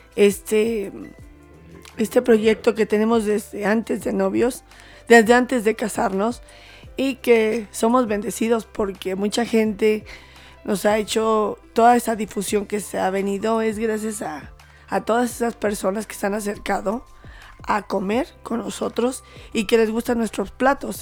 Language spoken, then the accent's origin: Spanish; Tulancingo, Hidalgo, Mexico; Todos venimos de Tulancingo